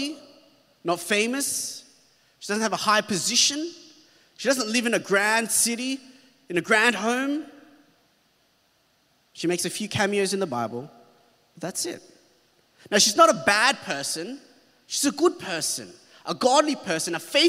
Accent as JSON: {"language": "English", "town": "Hornsby", "region": "New South Wales", "country": "Australia", "tie": "born or raised there", "said": "When I was growing up in Hornsby, it was like, there was nothing there"}